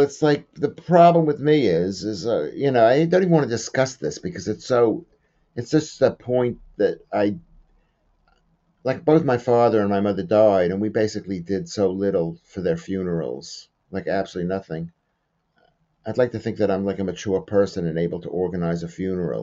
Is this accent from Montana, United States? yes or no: no; New York, United States; where I was growing up in New York